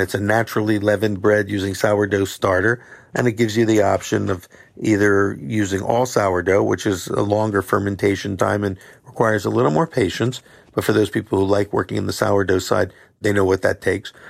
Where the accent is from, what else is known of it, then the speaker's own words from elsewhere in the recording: Philadelphia, Pennsylvania, United States; I'm from Philadelphia